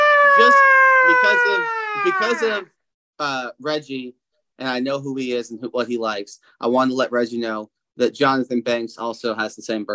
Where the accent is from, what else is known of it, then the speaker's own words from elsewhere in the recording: United States; I'm American